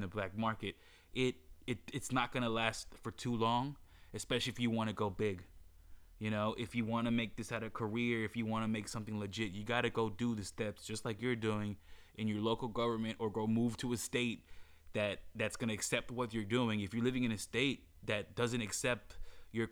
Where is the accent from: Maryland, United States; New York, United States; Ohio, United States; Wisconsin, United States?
Maryland, United States; moved away as an adult; now in Los Angeles, United States; my home state, which is Maryland.